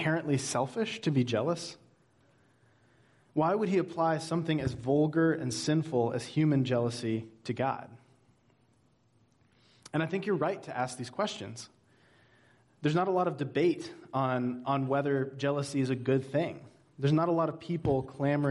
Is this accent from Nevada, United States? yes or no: no; Georgia, United States; now in Hanover, New Hampshire, United States; I'm originally from Georgia, and my whole life growing up, I was determined to get somewhere that was finally colder